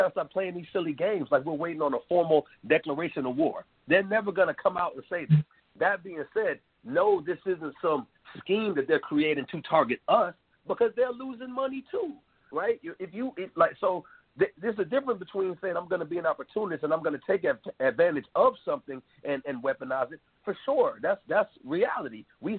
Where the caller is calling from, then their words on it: Durham, North Carolina, United States; I'm calling from Durham, North Carolina.